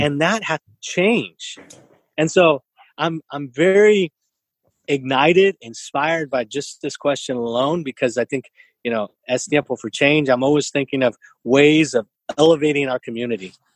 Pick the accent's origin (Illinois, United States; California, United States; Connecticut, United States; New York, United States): California, United States; San Jose; now in Santa Clara, United States; I grew up in East San Jose. Today I live in Santa Clara